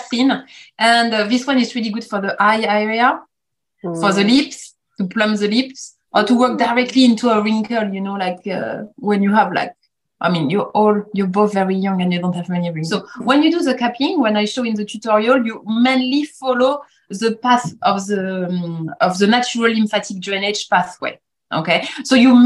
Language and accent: English; France; accent: French; English is a second language; moved away as an adult; now in United Kingdom; with my French accent that I cannot hide after 20 years in the UK.